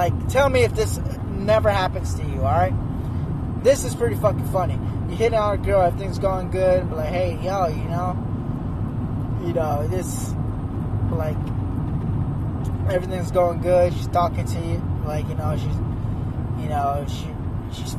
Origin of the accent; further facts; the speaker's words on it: near Scottsdale, Arizona, United States; I grew up somewhat near Scottsdale